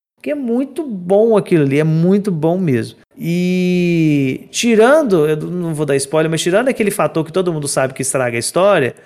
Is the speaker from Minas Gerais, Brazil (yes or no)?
yes; Minas Gerais, Brazil; eu sou de Minas. E eu moro no interior